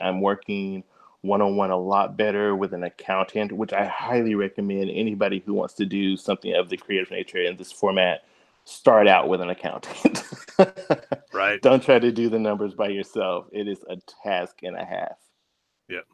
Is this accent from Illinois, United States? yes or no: no; Oak Ridge, Tennessee, United States; now in Nashville, United States; born and raised in East Tennessee, uh, little city of Oak Ridge